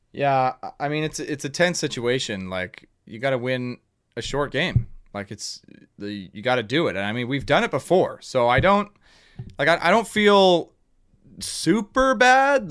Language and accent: English; Canada; we're Canadian, eh? Like we can handle the cold